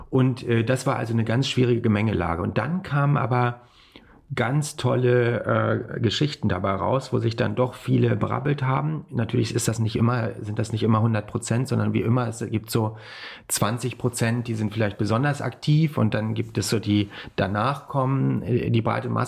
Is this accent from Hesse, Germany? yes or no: yes; Kassel, Hesse, Germany; ich bin ja äh, in Kassel aufgewachsen.